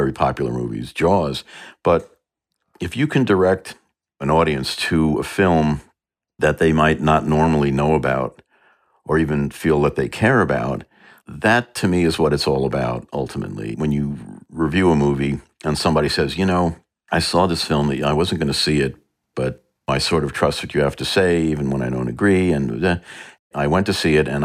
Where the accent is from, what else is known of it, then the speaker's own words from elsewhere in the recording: New York, United States; I grew up in New York and the suburbs